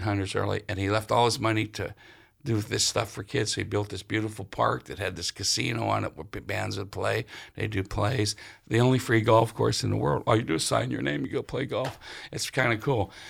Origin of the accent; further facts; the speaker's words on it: Sharon, Pennsylvania, United States; I'm from, uh, Sharon, Pennsylvania.